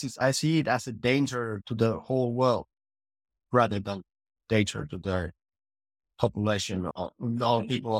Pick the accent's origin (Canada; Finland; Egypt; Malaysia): Finland; And I'm from Finland